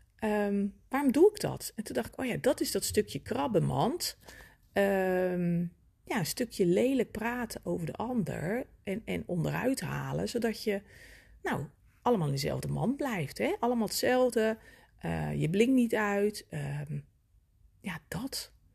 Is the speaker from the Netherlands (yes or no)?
yes; Netherlands; als mede-Nederlander